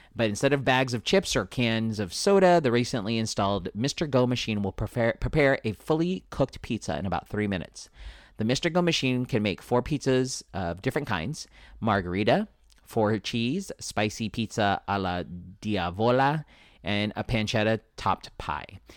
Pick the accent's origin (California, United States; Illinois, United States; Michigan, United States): California, United States; San Diego; I am born and raised in San Diego.